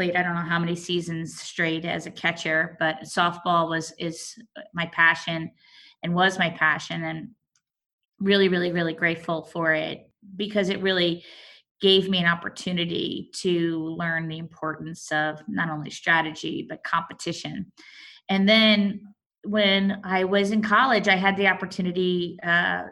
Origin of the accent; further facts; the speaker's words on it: South Orange, New Jersey, United States; I grew up here in New Jersey, South Orange